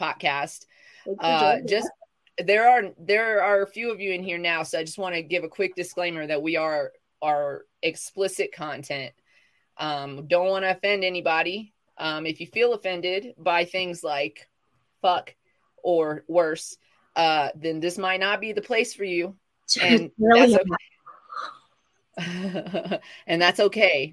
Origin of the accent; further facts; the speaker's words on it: the South, United States; moved away; I'm from the South